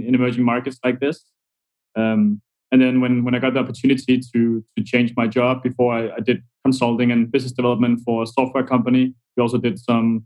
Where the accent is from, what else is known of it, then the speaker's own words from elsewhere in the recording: Denmark; moved away; also born or lived in Argentina; I come from Denmark